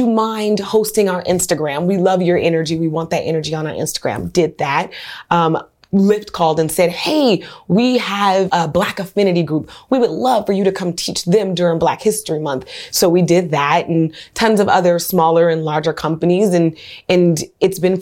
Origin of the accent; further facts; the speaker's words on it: Oakland, California, United States; also born or lived in New Orleans; I'm from Oakland, California, West Oakland